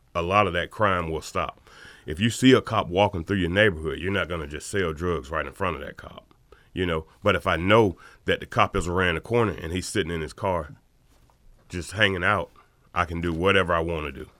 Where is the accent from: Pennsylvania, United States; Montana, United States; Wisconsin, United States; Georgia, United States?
Georgia, United States; Athens; this is my hometown